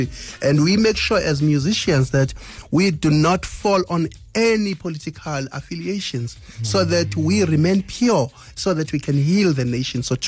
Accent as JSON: {"language": "English", "region": "KwaZulu-Natal", "country": "South Africa", "tie": "born or raised there", "said": "I was born in KwaZulu-Natal, but my parents, my father and my great-grandfather were from Swaziland"}